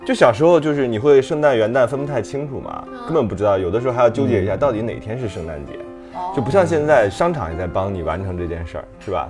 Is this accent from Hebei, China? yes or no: yes; Shijiazhuang, Hebei, China; 我天津的一个哥来我家玩儿，然后就带着我和我哥去一个，就石家庄第一个肯德基